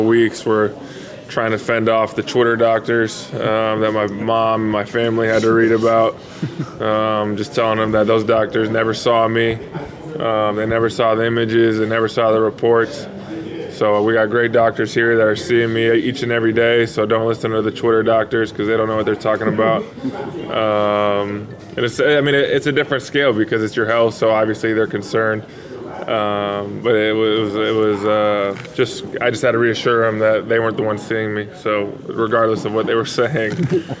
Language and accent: English; California, United States; moved away; I'm from California